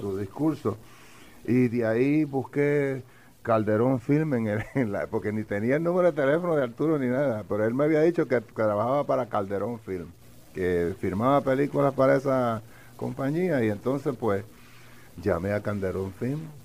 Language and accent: Spanish; Villalba, Puerto Rico; De Villalba